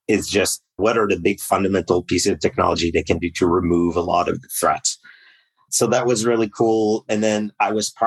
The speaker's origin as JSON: {"language": "English", "country": "Canada", "said": "I'm Canadian, so I started in the equivalent of the NSA up here in Canada"}